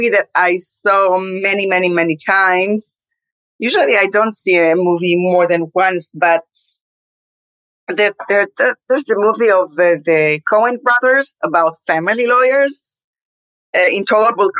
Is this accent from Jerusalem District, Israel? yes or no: no; Tel Aviv, Tel Aviv District, Israel; I'm an Israeli, born and raised in Tel Aviv